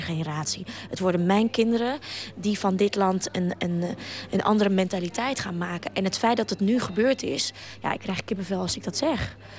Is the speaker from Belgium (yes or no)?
no; Ukraine; now in Netherlands; als Oekraïense